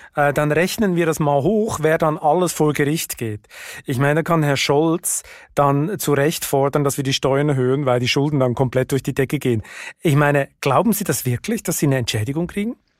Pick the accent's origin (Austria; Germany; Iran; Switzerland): Switzerland; moved away; mein Heimatland